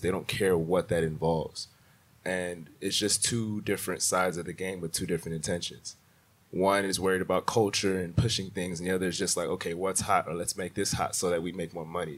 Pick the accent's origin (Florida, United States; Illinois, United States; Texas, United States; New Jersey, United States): Texas, United States; Houston; also born or lived in Nigeria; I'm originally from Houston, Texas. I'm Nigerian.